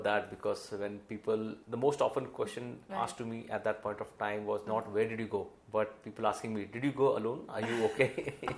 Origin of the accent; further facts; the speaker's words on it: Mumbai, Maharashtra, India; I grew up in the western suburbs of Mumbai